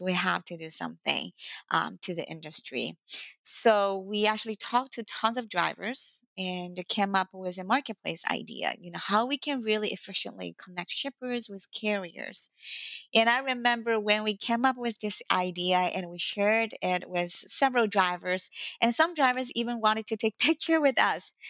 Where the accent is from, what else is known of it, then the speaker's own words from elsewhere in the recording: Shanghai, China; English is a second language; moved away as an adult; now in United States; English is not my first language and uh, um, I was born in Shanghai, China. So I speak both Mandarin Chinese and Shanghainese and a little bit Cantonese